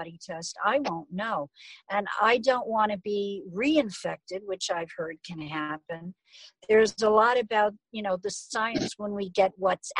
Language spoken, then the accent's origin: English; New York, United States; now in Phoenix, United States; I'm from New York, so I check in frequently with friends and neighbors in New York